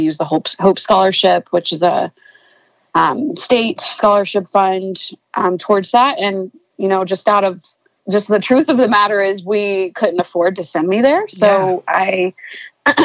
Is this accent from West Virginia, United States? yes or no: no; Griffin, Georgia, United States; moved away as an adult; also born or lived in Athens, Georgia; now in Denver, United States; I grew up in Griffin, Georgia